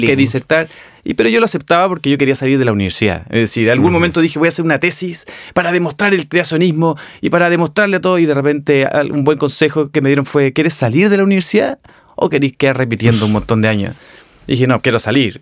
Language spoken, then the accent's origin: Spanish; Viña del Mar, Valparaíso, Chile; nací y me crié en Viña del Mar